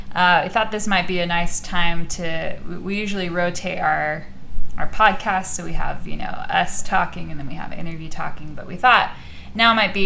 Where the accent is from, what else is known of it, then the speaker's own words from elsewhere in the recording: Arizona, United States; also born or lived in Louisiana; now in Alabama, United States; My family lived here for a long time, and then we left for a long time, and I am an Arizona girl proudly through and through.